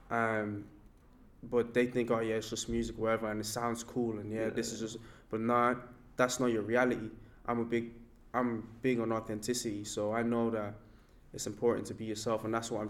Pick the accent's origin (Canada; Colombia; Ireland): Ireland; then we can have that common that commonality of we're all from Ireland. We're all speaking about our various realities in Ireland.